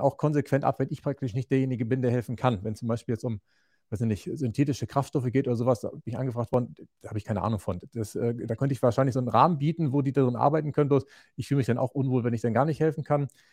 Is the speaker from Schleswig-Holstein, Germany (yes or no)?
yes; Schleswig-Holstein, Germany; moved away as an adult; Ursprünglich ja. komme ich vom äh, Bauernhof aus Großvolsche. Das ist im äh, in der Mitte Schleswig-Holsteins